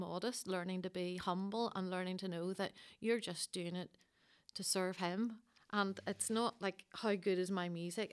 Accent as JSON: {"language": "English", "town": "Coleraine", "region": "Northern Ireland", "country": "United Kingdom", "moved": "yes", "said": "I'm from Coleraine originally"}